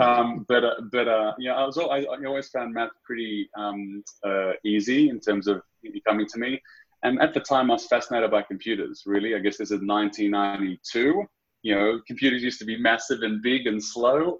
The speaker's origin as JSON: {"language": "English", "town": "Sydney", "region": "New South Wales", "country": "Australia", "tie": "born or raised there", "moved": "yes", "said": "born and raised out of Sydney, um, Aussie through and through"}